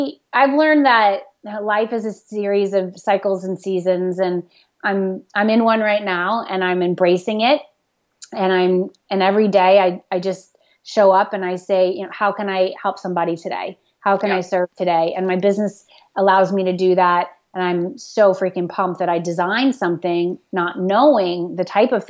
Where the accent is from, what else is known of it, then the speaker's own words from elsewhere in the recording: the South, United States; now in New England, United States; I grew up in the South where we had like one season, basically